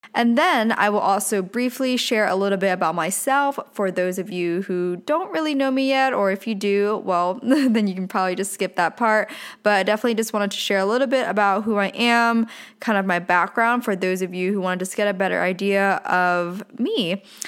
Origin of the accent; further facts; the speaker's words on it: Pennsylvania, United States; now in Southern California, United States; I was born and raised in a very small town in Pennsylvania